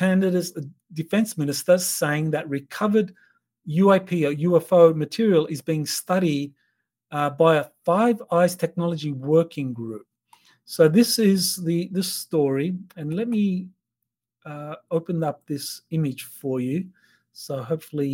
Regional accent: Australia; for me as an Australian

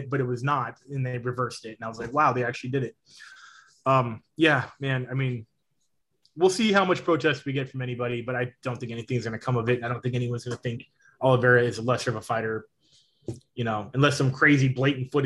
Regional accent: Anaheim, California, United States; my hometown of Anaheim, California

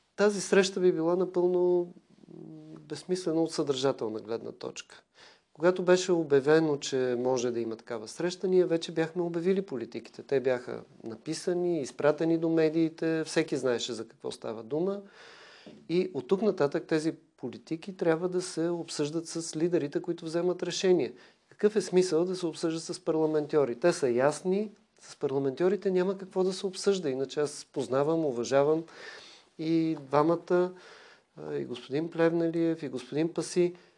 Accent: Bulgaria; това, което съм получил от България, като образование, възпитание

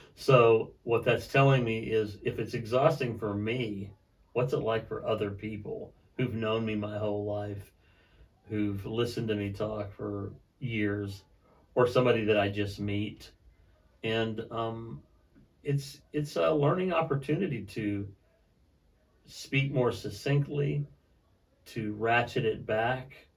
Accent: Alaska, United States; I grew up in Alaska. I was born in Alaska

